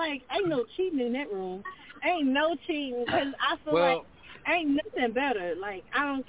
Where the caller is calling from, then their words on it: Lafayette, Louisiana, United States; I'm calling from Lafayette